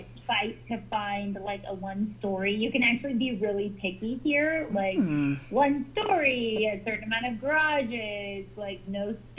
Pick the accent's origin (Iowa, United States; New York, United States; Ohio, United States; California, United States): California, United States; Chowchilla; moved away as an adult; now in Phoenix, United States; I grew up in Chowchilla, California, a little farming community.